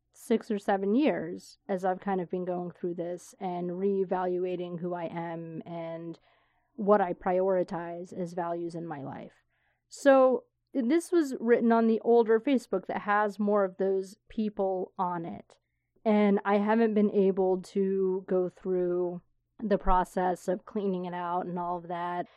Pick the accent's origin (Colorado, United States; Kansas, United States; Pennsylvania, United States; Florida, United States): Florida, United States; moved away; old friends that I grew up with in Florida